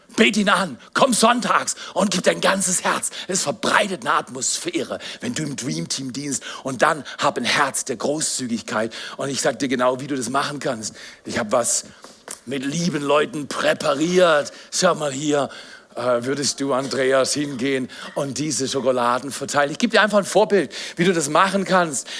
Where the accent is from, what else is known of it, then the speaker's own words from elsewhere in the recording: Black Forest, Baden-Württemberg, Germany; ich bin Pfarrer, ich komme aus dem Schwarzwald.